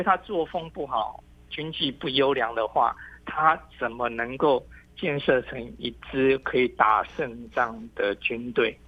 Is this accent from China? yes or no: no; Taiwan; 我们台湾